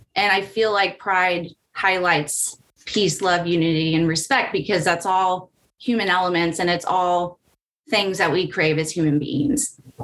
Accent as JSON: {"language": "English", "region": "California", "country": "United States", "tie": "born or raised there", "said": "I grew up in California that was more forward thinking"}